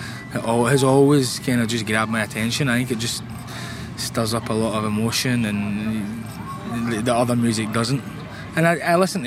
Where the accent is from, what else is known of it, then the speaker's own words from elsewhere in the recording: Glasgow, Scotland, United Kingdom; from Glasgow in Scotland